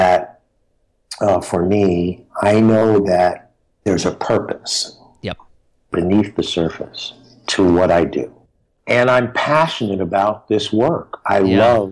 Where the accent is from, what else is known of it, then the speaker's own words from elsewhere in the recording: San Francisco, California, United States; I grew up in the Fillmore District of San Francisco